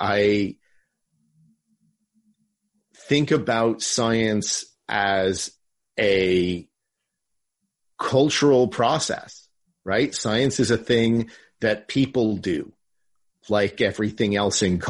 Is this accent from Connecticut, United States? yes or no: no; Morris County, Northern New Jersey, United States; moved away; I'm actually originally from Northern New Jersey. I grew up over in Morris County.